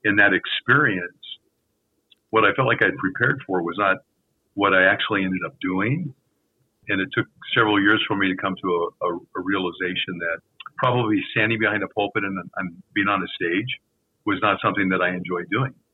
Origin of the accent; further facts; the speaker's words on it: Denver, Colorado, United States; I'm from Denver, Colorado